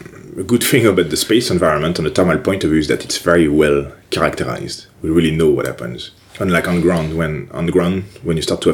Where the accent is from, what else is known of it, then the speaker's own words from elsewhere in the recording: France; English is a second language; moved away as an adult; Well, first of all, I actually had the first experience abroad in Toronto, in Canada, for my last year of master's degree in engineering.